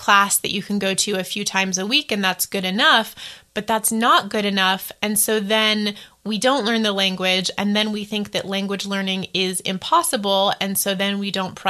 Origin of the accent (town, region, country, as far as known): United States